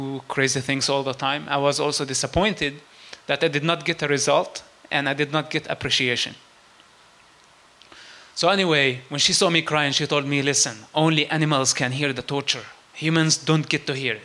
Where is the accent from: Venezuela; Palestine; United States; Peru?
Palestine; West Bank; I grew up and I was born in the West Bank